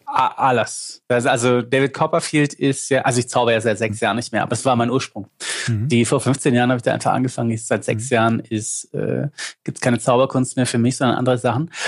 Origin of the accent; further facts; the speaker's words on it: Lindau, Bavaria, Germany; accent: Swabian; ich schwätze nur Schwäbisch, ich bin der Bayer, aber wir schwätzen auch, weil, weil, weil aus Lindau